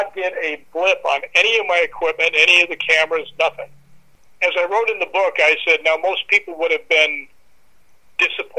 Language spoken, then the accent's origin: English; United States; I'm from the United States